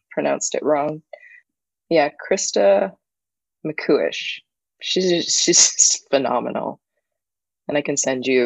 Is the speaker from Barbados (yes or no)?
yes; Barbados; I do. I'm from Barbados.